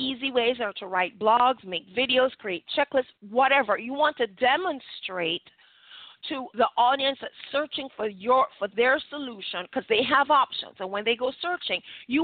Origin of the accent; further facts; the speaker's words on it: Jamaica; we're Jamaican